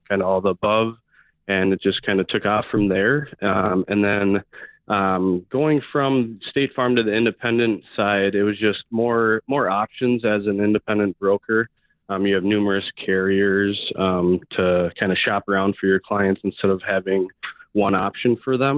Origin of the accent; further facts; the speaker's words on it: Shoreview, Minnesota, United States; also born or lived in River Falls, Wisconsin; I grew up in Shoreview, Minnesota, pretty much right down the road from your office, Jeff